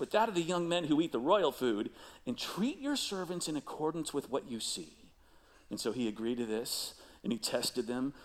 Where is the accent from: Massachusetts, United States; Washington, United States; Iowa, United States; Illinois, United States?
Illinois, United States; Chicago; moved away; I grew up in Chicago